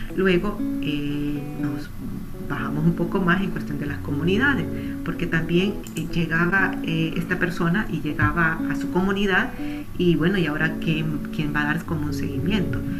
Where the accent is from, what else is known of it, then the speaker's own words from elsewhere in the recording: Honduras; hondureña que soy